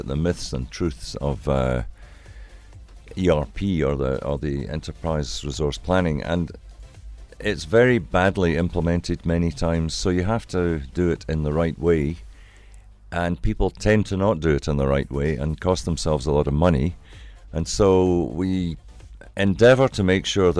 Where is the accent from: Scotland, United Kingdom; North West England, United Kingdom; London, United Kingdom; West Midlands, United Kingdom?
Scotland, United Kingdom; Glasgow; now in South Africa; I come from Glasgow